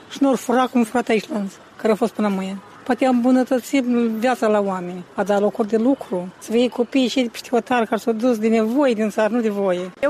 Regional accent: Romania; Chemarea este pentru că aici ne-am născut. Sunt româncă prin uh, tradiție, prin uh, istorie

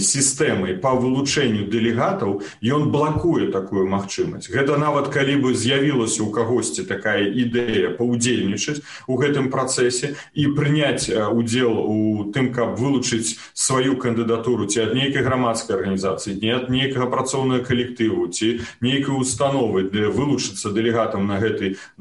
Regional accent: Belarus; як беларусы

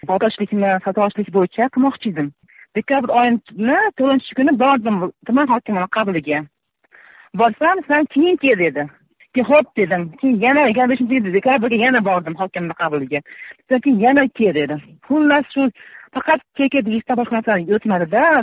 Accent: Baliqchi district, Andijan Region, Uzbekistan; o'sha yerda o'sganman o'sha yerda tug'ilganman

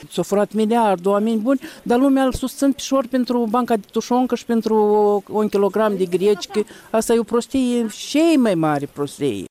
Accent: Moldova

